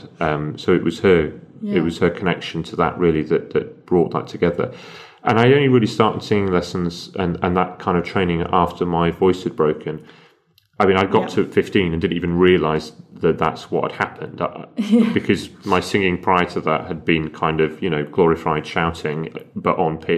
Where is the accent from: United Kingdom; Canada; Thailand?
United Kingdom; Sheffield, Yorkshire and the Humber; involved in a lot of amateur dramatics companies in my hometown, which was Sheffield